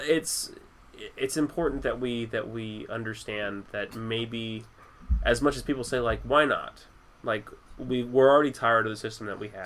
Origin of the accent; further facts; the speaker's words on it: United States; as a person who's traveled and has has like has met problems with being an American